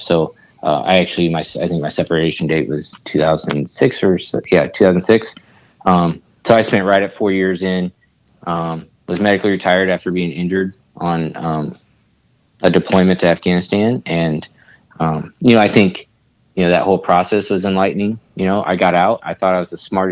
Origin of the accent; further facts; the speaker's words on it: Kansas City, Missouri, United States; also born or lived in Alaska; I live in Kansas City. This is where my family's at. This is what I call home